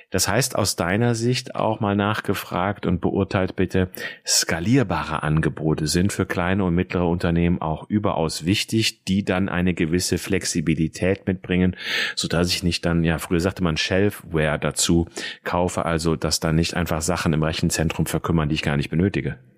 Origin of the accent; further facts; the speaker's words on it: Rhineland, Germany; Ein alter Schlager hier aus dem Rheinland, wo ich herkomme.